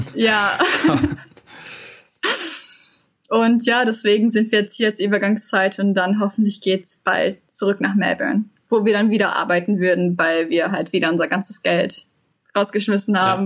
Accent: Unna, North Rhine-Westphalia, Germany; moved away as an adult; now in Perth, Australia; aus Unna, wo ich herkomme.

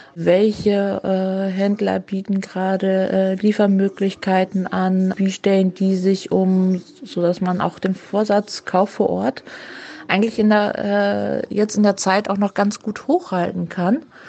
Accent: Mainz, Rhineland-Palatinate, Germany; als Mainzer

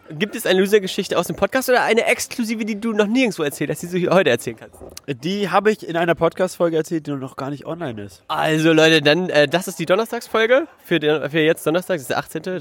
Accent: Magdeburg, Saxony-Anhalt, Germany; Äh, ja, ich bin aus Magdeburg.

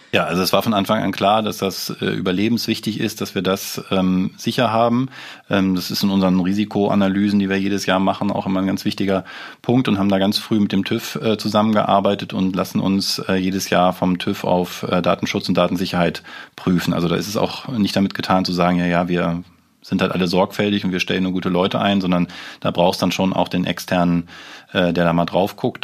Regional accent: Germany; wir als Deutsche

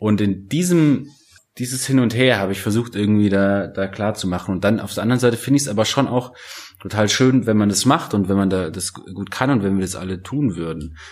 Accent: Germany; bei uns in Deutschland

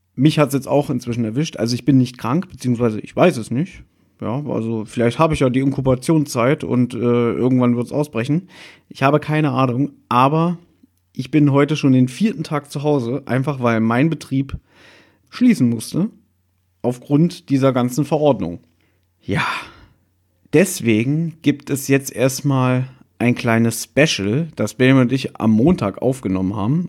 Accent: Berlin, Germany; moved away; ein paar Meter von uns entfernt ist der U-Bahnhof Südstern, wo ich einundzwanzig Jahre meines Lebens, ähm, gelebt habe, wo ich aufgewachsen bin

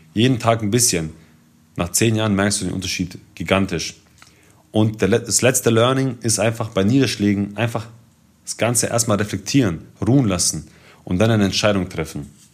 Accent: Ulm, Baden-Württemberg, Germany; ich komme aus Ulm

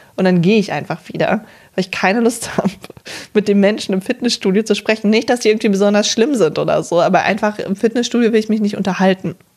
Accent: near Cologne, North Rhine-Westphalia, Germany; ich komme ja von hier, aus Köln, oder nicht aus Köln, aber aus der Umgebung

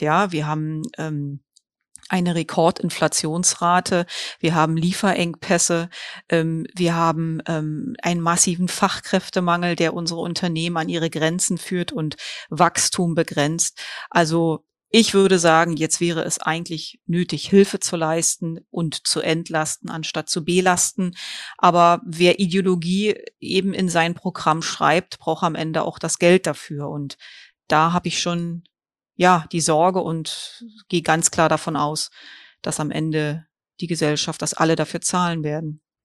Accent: Germany; hier bei uns in Deutschland

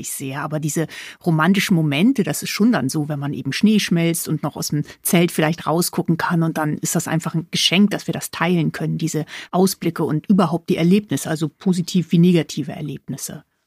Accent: Hamburg, Germany; moved away; ich bin gebürtige Hamburgerin

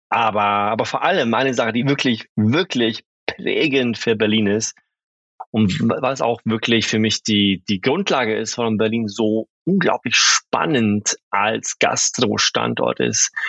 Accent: Sweden; now in Germany; mit meinem Background und so weiter, als halt, Schwede bin ich auch sehr oft in Skandinavien

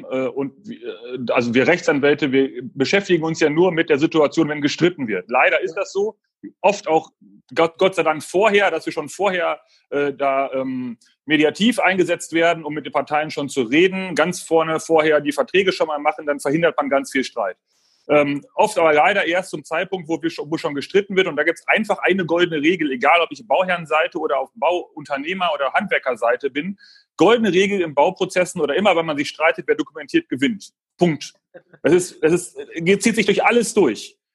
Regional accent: Münster, North Rhine-Westphalia, Germany; Ich komme aus Münster. Ganz normal zur Schule gegangen, wie jeder andere auch.

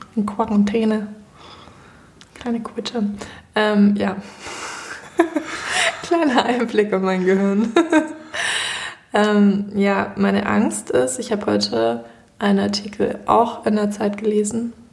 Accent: Germany; wir als Deutsche

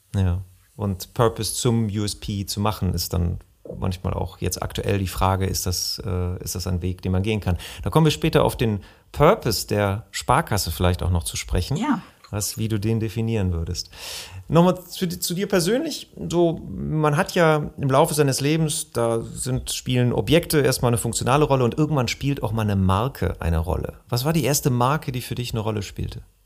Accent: Bergisches Land, North Rhine-Westphalia, Germany; also born or lived in Remscheid; Wir kommen beide aus dem Bergischen Land

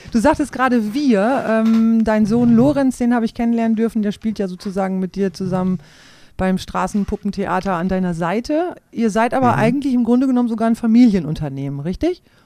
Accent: Klostermoor, Lower Saxony, Germany; moved away as an adult; Aufgewachsen bin ich in Klostermoor im Landkreis Lea.

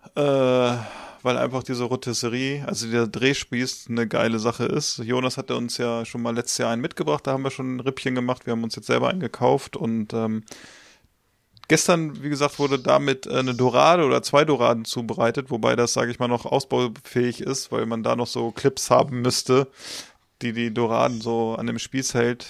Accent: Northern Germany, Germany; wir kommen aus Norddeutschland.

